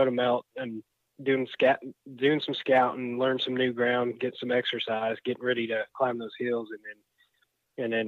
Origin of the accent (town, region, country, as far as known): Tennessee, United States